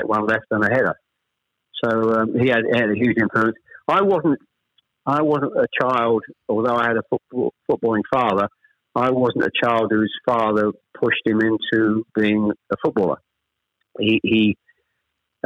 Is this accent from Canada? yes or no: no; Chelmsford, East of England, United Kingdom; also born or lived in Ashton-under-Lyne / Manchester; We actually moved south to Chelmsford when I was probably, I was the eldest of three, when I was probably about 7 or 8